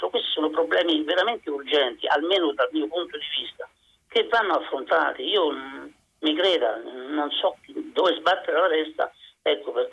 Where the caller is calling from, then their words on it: Rome, Lazio, Italy; siamo da Roma.